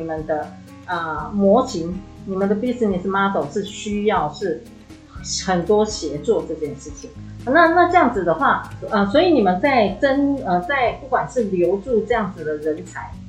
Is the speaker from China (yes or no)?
no; Taiwan; 我们台湾人